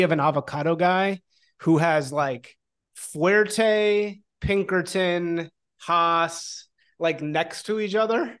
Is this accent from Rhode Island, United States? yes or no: no; Chicago, Illinois, United States; now in California, United States; I remember growing up in Chicago